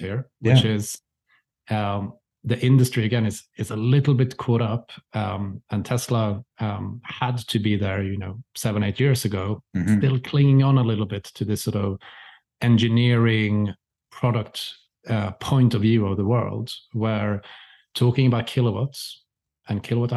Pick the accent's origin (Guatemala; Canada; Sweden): Sweden; I'm from Sweden